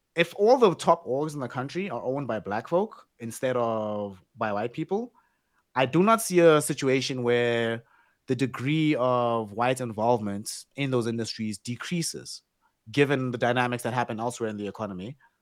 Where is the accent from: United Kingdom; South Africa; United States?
South Africa; we've all grown up we're all South African